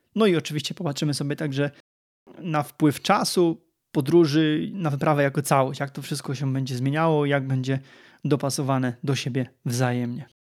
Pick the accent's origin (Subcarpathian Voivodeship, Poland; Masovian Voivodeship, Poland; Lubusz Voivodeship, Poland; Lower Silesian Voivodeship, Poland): Lower Silesian Voivodeship, Poland; jestem ślązakiem, ale z Dolnego Śląska